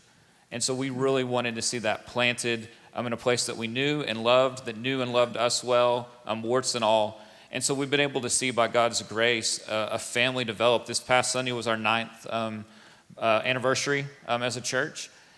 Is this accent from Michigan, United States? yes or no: no; Pampa, Texas, United States; I'm born and raised in Pampa. My kids are actually the fifth generation of my family in Pampa.